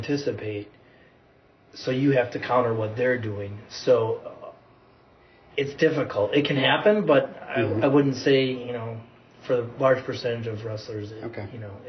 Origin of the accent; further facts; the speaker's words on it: Merrill, Wisconsin, United States; now in Appleton, United States; I'm originally from Merrill, which would be just north of Wausau, between Wausau and Tomahawk